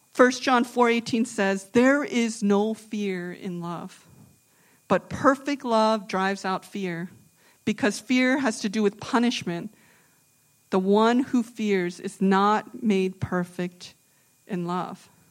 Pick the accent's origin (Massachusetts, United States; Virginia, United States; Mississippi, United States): Virginia, United States; also born or lived in Boston; now in New Jersey, United States; I'm from the South, I'm from Virginia